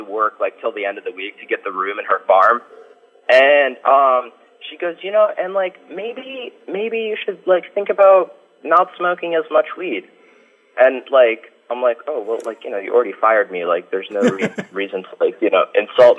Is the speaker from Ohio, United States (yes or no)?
yes; Ohio, United States; I'm from Ohio